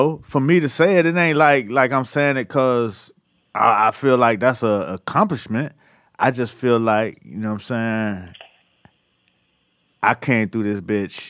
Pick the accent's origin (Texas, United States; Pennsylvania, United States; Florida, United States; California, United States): Florida, United States; Miami; I grew up in Miami, grew up in the crack era.